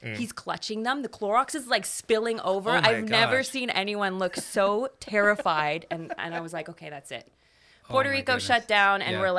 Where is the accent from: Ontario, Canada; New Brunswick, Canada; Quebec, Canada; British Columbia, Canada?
Ontario, Canada; Toronto; Yeah. So I'm from Canada. I'm from Toronto.